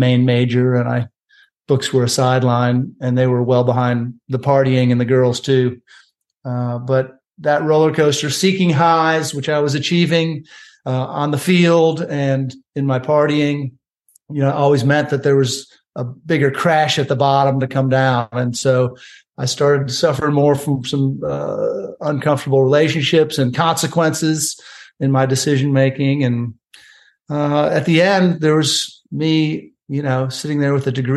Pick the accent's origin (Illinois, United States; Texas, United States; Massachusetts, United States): Illinois, United States; Chicago; moved away as an adult; also born or lived in Columbia, South Carolina; I moved from at age 18 from Chicago all the way to Columbia, South Carolina